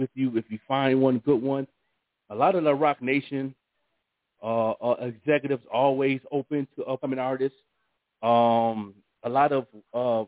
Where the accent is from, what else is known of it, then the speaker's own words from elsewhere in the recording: Buffalo, New York, United States; artists in Buffalo in my hometown